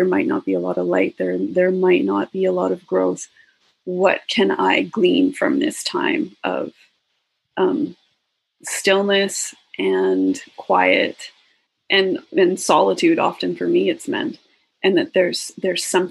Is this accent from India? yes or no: no; Alberta, Canada; I grew up in Alberta